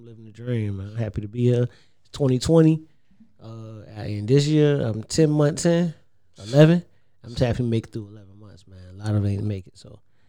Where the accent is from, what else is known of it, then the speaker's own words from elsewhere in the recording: Savannah, Georgia, United States; I'm from Savannah. I'm proud to be from Savannah, but I'm not Mr. Savannah.